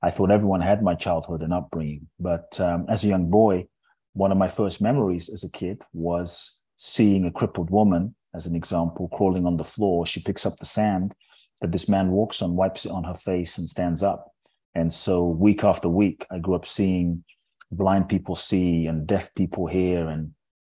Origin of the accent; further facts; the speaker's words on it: London, United Kingdom; also born or lived in Ghana; now in Los Angeles, United States; My father's from Ghana. My mother's Japanese. I grew up in London. I live in Los Angeles